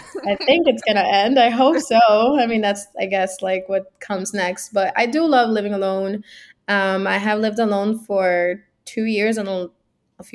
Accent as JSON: {"language": "English", "town": "Miami", "region": "Florida", "country": "United States", "tie": "born or raised there", "also_born_or_lived": "Cuba / Hialeah / Kendall", "moved": "as an adult", "lives_now": "New York, United States", "said": "I was born in Cuba, actually, and I came to the United States when I was 10, and I lived in Hialeah, and then I lived in just like Kendall, so, you know, Miami-Dade County, until I was 23"}